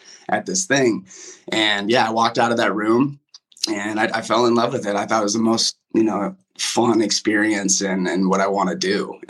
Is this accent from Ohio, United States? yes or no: no; West Des Moines, Iowa, United States; moved away as an adult; now in Los Angeles, United States; I'm from West Des Moines, Iowa. Grew up in West Des Moines, obviously.